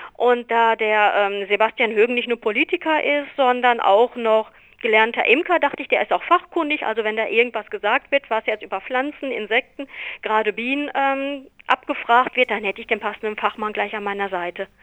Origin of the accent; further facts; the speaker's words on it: Germany; bei uns in Deutschland